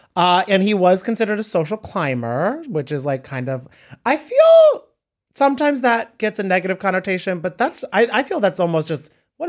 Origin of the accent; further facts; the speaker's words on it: Cranford, New Jersey, United States; Cranford, New Jersey.